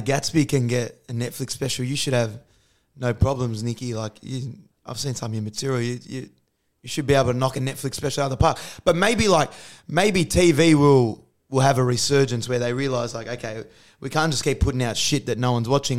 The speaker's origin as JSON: {"language": "English", "country": "Australia", "said": "I actually love being Australian. I think it's, I think we live in the best country in the world"}